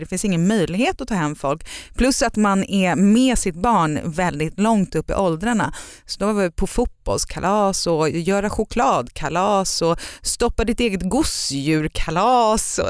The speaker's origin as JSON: {"language": "Swedish", "country": "Sweden", "also_born_or_lived": "United States", "moved": "as an adult", "said": "vi är knäppa svenskar"}